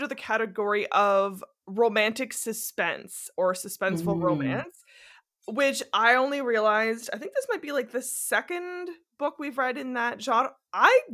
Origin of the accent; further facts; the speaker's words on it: Canada; as a Canadian